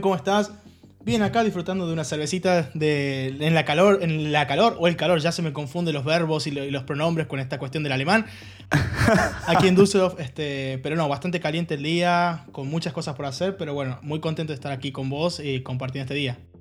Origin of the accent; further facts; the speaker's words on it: Argentina; moved away as an adult; also born or lived in Halle, Germany; now in Germany; yo soy argentino, Sí. Por si no se nota en, mi, tonada, en mi acento, eh, o las palabras que uso